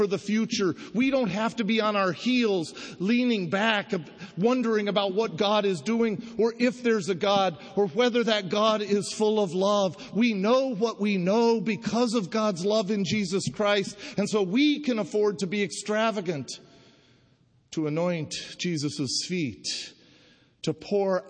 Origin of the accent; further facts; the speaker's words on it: Denver, Colorado, United States; I grew up in Denver, been a lifelong Denver Bronco fan.